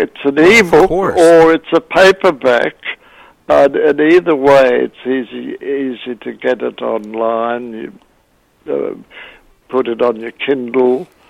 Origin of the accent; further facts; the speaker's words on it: Australia; accent: Australian; moved away; My Australian accent.